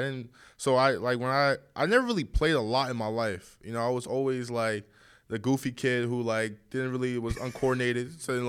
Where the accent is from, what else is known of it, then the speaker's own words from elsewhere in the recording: New Jersey, United States; also born or lived in Bronx, New York; No, I was raised in New Jersey. I was born in the Bronx, grew up there for a little bit of time, like, so I was like 8 years old. And then I moved to New Jersey.